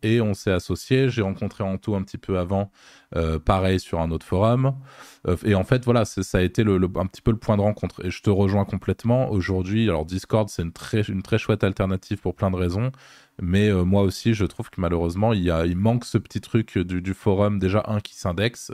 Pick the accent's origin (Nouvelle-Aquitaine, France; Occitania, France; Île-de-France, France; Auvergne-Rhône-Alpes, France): Auvergne-Rhône-Alpes, France; Lyon; je suis lyonnais